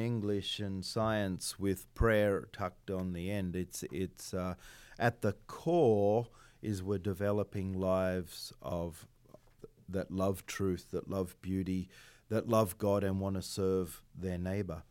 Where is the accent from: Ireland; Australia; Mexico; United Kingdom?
Australia; moved away; I'm Australian